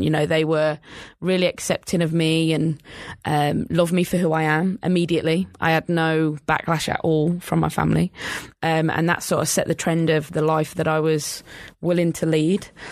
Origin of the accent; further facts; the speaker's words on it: England, United Kingdom; moved away; growing up in England